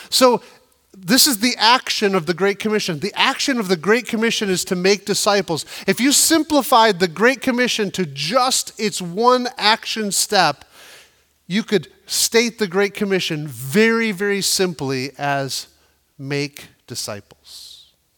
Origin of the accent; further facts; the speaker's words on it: United States; we as the American church